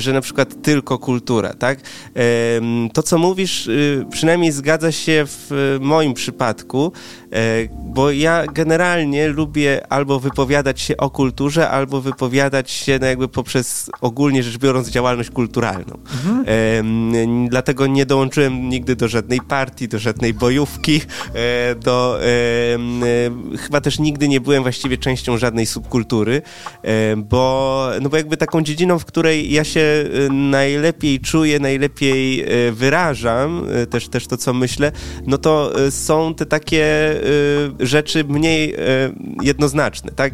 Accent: Poland; jestem w połowie Wietnamczykiem, w połowie Polakiem, mój tata pochodzi z Wietnamu, moja mama jest Polką

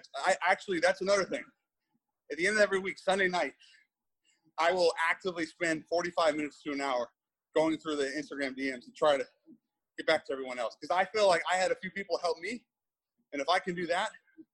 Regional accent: Seattle, Washington, United States; Well, I'm from Seattle.

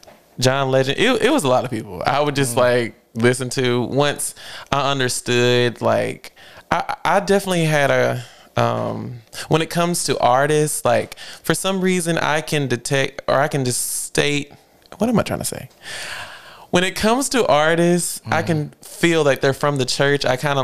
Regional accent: North Carolina, United States; also born or lived in Mobile, Alabama; I'm from Alabama originally, and we moved from Alabama when I was around 7 or 8. So out of my family, technically, I am from North Carolina.

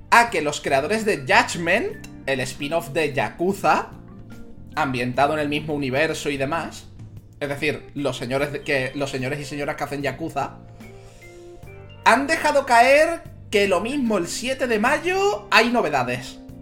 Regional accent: Spain; Yo soy de España

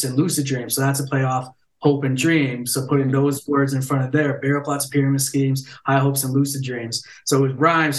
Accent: Ontario, Canada; moved away as an adult; also born or lived in Vancouver; I was born and raised in Ontario, moved out west, and then I'm back in Ontario

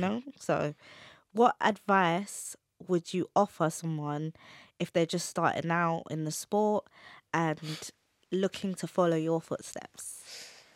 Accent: London, United Kingdom; brought up in the U K

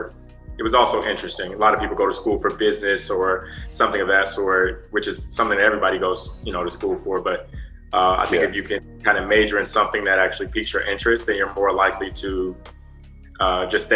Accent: Atlanta, Georgia, United States; I'm from Atlanta originally

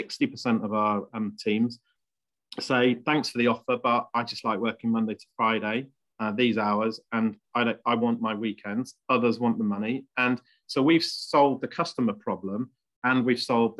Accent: Leicestershire, East Midlands, United Kingdom; also born or lived in Bristol; I was born in Bristol, brought up in Leicestershire.

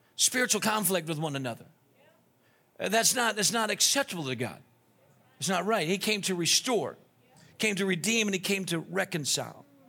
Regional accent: Naples, Florida, United States; also born or lived in Rochester, Minnesota / New Orleans, Louisiana; That's where I spent the most of my life down there

